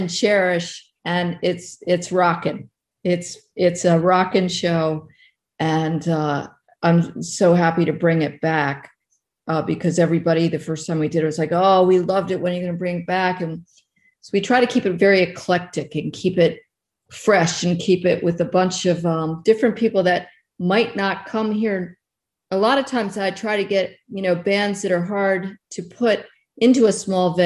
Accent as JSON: {"language": "English", "town": "Baltimore", "region": "Maryland", "country": "United States", "tie": "born or raised there", "moved": "as an adult", "said": "I'm from Baltimore, Maryland, born and raised"}